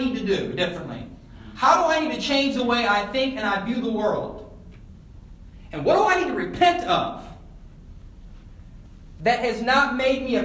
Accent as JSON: {"language": "English", "town": "Elgin", "region": "Illinois", "country": "United States", "tie": "born or raised there", "moved": "yes", "said": "I went back to my hometown of Elgin a few months ago, and I stopped into Spring Hill Mall, which was the spot when I was in middle school, high school."}